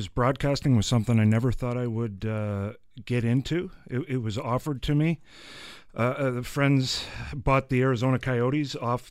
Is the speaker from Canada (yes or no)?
yes; Nobleton, Ontario, Canada; We grew up in Nobleton, like you said, Jack, Jay, and myself. And I grew up on a farm just outside of town. It's a sod farm.